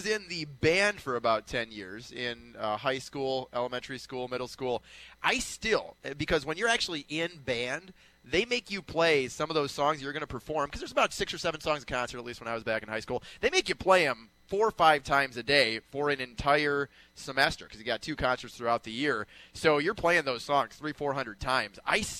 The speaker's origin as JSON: {"language": "English", "town": "Minneapolis", "region": "Minnesota", "country": "United States", "moved": "yes", "said": "I'm from Minneapolis, and country is not big up there."}